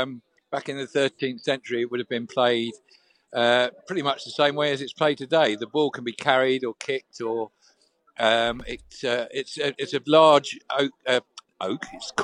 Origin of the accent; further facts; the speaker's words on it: Portsmouth, South East England, United Kingdom; I was born in Portsmouth, so that's way south.